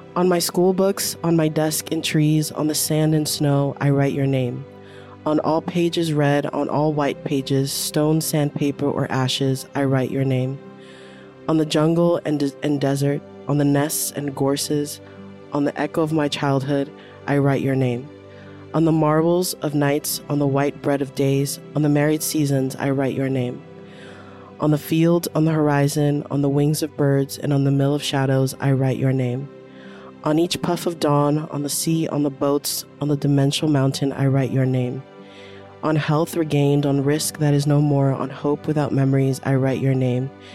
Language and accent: English; New York City, New York, United States; I grew up on Bleecker Street.